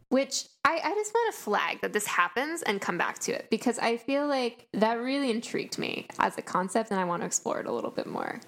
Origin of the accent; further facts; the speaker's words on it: East Coast of the US, United States; we're from the East Coast of the U S